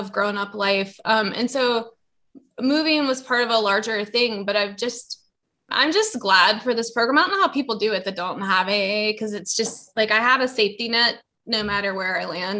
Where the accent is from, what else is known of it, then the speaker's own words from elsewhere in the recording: Virginia, United States; also born or lived in Richmond, Virginia; I'm an alcoholic from Virginia.